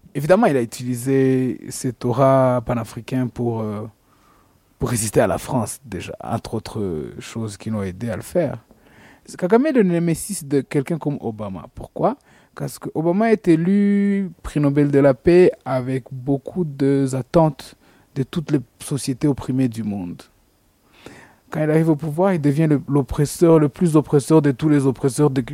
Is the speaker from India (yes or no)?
no; Rwanda; on est rwandais